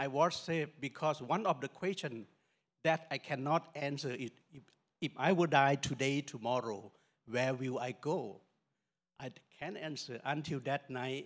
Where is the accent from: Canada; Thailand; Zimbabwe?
Thailand; Northern Thailand; We are from Lawa tribe in Thailand